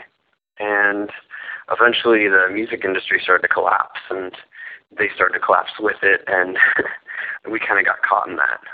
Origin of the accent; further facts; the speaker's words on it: Oakland, California, United States; now in New York City, United States; I'm from Oakland, California